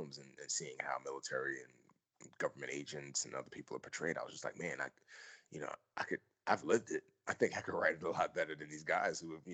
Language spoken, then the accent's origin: English; New York City, New York, United States; also born or lived in Nigeria; I grew up in the Bronx